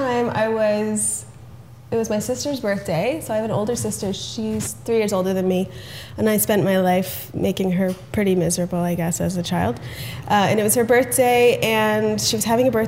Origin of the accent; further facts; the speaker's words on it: Toronto, Ontario, Canada; also born or lived in Richmond Hill; I grew up half in Toronto and half in Richmond Hill, which is a suburb of Toronto